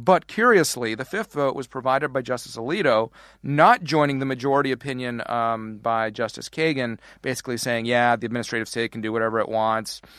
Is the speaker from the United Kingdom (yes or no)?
no; Canada; now in United States; how I'm on the wrong side of the border, how we immigrated to the wrong side of the border